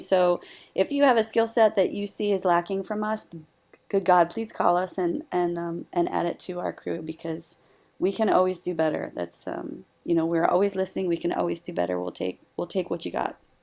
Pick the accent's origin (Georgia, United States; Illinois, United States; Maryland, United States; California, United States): Maryland, United States; Howard County; right here in my hometown and in my home district